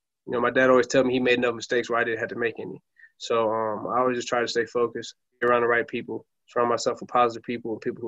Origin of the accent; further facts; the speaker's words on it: Flint, Michigan, United States; I'm from Flint, Michigan, and that's what I consider my hometown